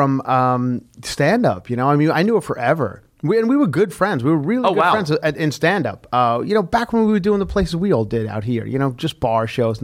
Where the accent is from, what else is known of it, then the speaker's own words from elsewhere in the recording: Long Island, New York, United States; I'm from Long Island.